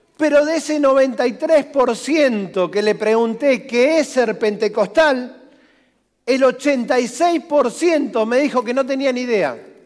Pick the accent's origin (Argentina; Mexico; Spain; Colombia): Argentina; nací en el barrio Villanueva, barrios de guapos.